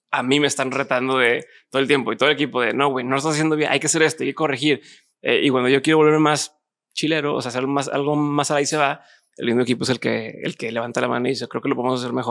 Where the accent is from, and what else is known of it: Monterrey, Nuevo León, Mexico